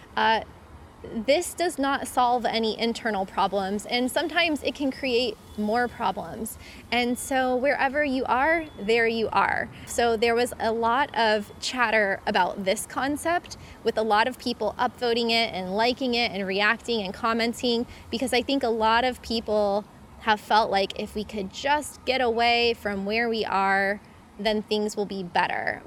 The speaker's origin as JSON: {"language": "English", "country": "United States", "also_born_or_lived": "Costa Rica", "moved": "as an adult", "said": "living in my home country of the US"}